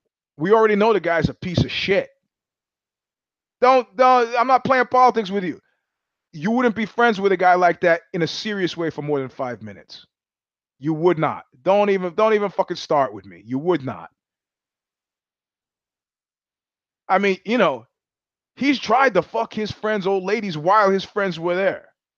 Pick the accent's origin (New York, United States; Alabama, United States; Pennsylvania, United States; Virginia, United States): New York, United States; as a New Yorker